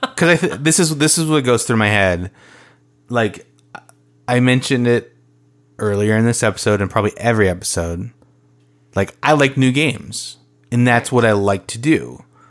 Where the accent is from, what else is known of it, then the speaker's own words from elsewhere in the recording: Minnesota, United States; we are from Minnesota.